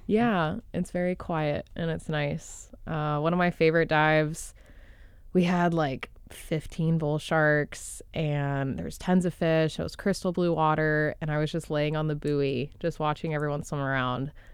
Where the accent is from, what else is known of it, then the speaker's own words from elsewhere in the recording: outside of Dallas, Texas, United States; now in Jupiter, United States; outside of Dallas in Texas